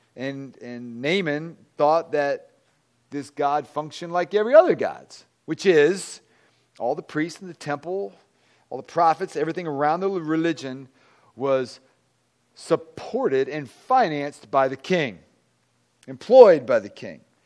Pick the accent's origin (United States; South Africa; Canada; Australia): United States; Virginia; moved away; I'm from Virginia